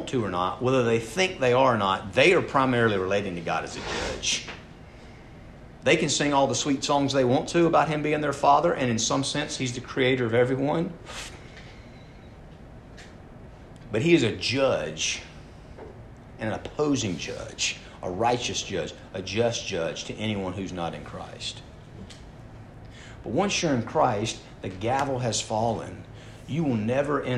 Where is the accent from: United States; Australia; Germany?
United States; Atlanta, Georgia; I was born in Atlanta, Georgia, 46 years ago